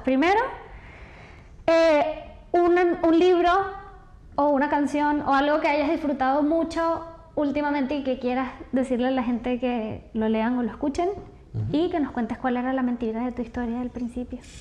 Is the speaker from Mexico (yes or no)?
no; Venezuela; soy venezolana